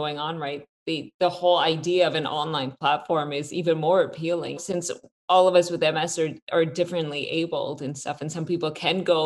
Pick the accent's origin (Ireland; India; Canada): Canada; we're both Canadian